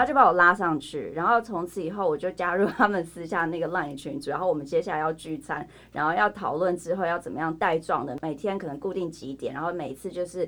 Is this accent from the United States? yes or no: yes; United States; now in Taiwan; 我以前也在美国